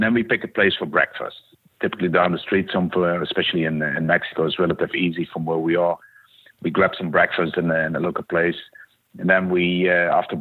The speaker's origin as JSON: {"language": "English", "country": "Netherlands", "moved": "as an adult", "lives_now": "Renton, United States", "said": "I'm originated from the Netherlands, Europe. Came over to the U.S. in 99 for a brief job"}